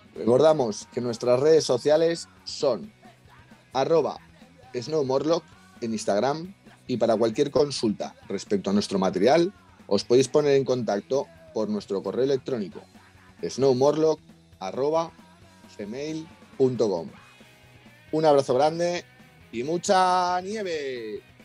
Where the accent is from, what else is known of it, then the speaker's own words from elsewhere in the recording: Madrid, Community of Madrid, Spain; yo soy madrileño